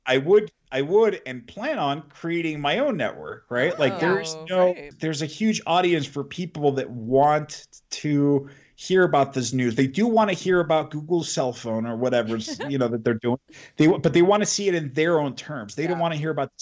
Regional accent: Mexico; moved away; also born or lived in United States; I was born and raised in Mexico for a few years, and I lived in the U.S.

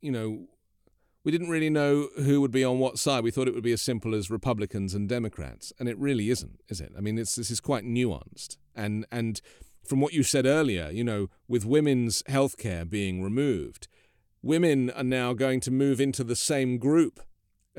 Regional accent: United Kingdom; as a British person

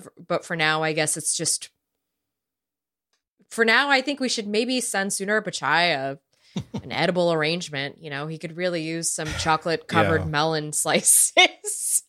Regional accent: California, United States; I'm Californian

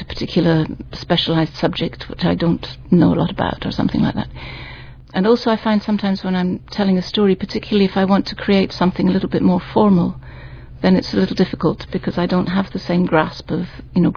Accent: Wales, United Kingdom; being a Welsh storyteller, I'm a Welsh-speaking storyteller

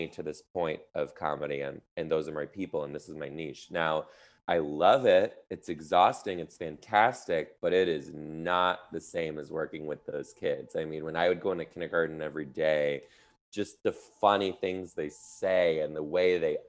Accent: Midwest, United States; now in Seattle, United States; I'm from the Midwest, and now I live in Seattle, the Pacific Northwest.

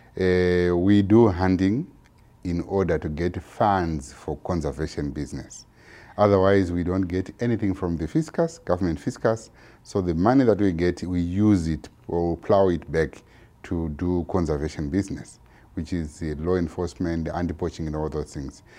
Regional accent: Zimbabwe; I'm from Zimbabwe

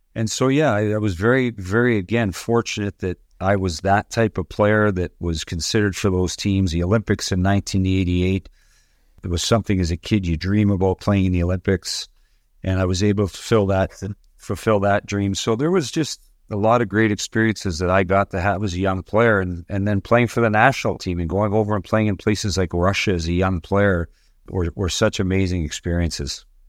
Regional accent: Toronto, Ontario, Canada; also born or lived in Windsor, Ontario; I grew up, uh, in Toronto. I grew up at Dufferin and Bloor on Gladstone Avenue

